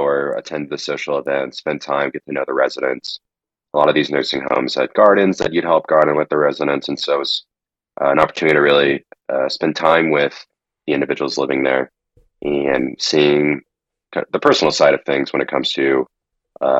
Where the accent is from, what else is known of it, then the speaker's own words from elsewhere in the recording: Plano, Texas, United States; moved away as an adult; also born or lived in Oklahoma; now in Colorado, United States; I grew up in Dallas, Texas, and was raised in a suburb of Dallas, Plano